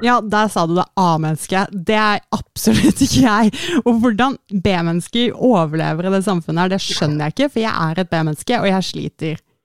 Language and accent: Norwegian; Oslo, Norway; born or raised there